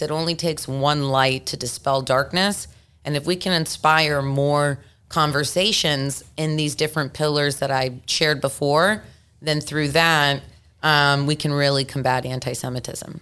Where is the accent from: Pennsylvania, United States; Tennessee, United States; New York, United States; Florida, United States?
Tennessee, United States; Memphis; moved away; growing up in Memphis, Tennessee